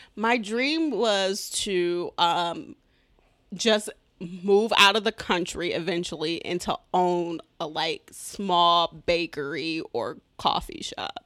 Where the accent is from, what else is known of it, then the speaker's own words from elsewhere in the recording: Detroit, Michigan, United States; I'm from Detroit, but I say I'm from Southfield